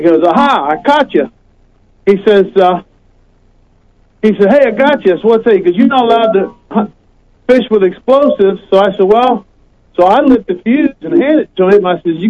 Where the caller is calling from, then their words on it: Ohio, United States; from Ohio.